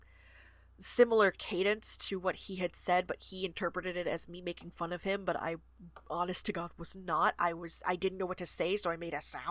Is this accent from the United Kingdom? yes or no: no; Georgia, United States; also born or lived in Florida; I grew up in the South, which was in Georgia